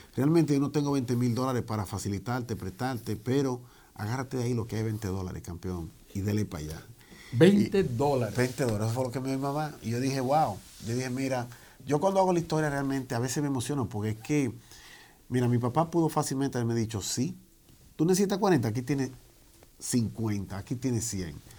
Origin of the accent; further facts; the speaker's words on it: Santo Domingo, Distrito Nacional, Dominican Republic; also born or lived in Washington Heights, New York, United States; now in New York, United States; yo vine joven eh, a esta gran nación. Nací en la República Dominicana, en la capital.